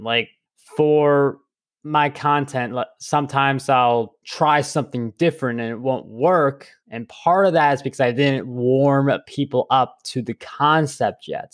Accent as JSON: {"language": "English", "region": "New York", "country": "United States", "said": "I'm a New Yorker"}